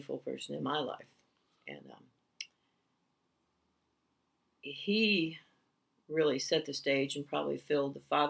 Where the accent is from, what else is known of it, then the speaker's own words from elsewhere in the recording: Buffalo, New York, United States; I was born in Buffalo, New York, and I do not know my birth parents